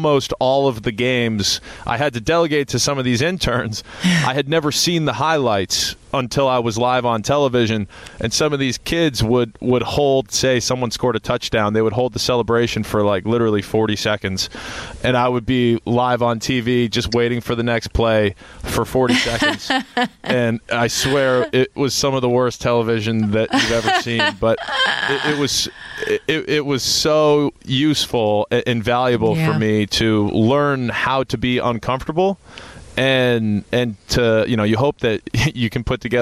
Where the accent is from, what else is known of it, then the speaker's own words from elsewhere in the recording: Westborough, Massachusetts, United States; moved away as an adult; also born or lived in Miami; I grew up in Westboro, Massachusetts, which is about 45 minutes west of Boston